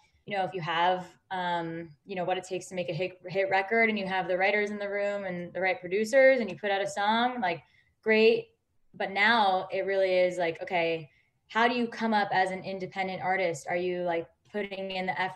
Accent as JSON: {"language": "English", "region": "New York", "country": "United States", "moved": "as an adult", "lives_now": "Los Angeles, United States", "said": "I'm from New York originally, so coming to LA was definitely a big change"}